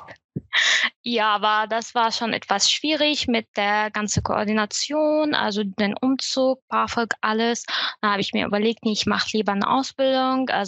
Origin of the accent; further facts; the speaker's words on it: Syria; German is a second language; now in Germany; Ich bin 2015 von Syrien nach Deutschland geflüchtet und bin hier alles anerkannte Flüchtlinge.